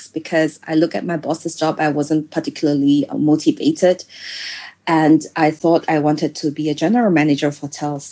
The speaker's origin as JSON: {"language": "English", "country": "Singapore", "tie": "born or raised there", "also_born_or_lived": "France", "moved": "as an adult", "said": "I grew up in Singapore, so I don't really have this sense of danger until I started living in other countries"}